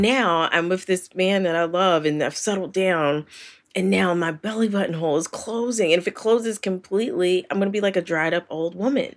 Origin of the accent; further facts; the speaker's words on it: Philadelphia, Pennsylvania, United States; that's my hometown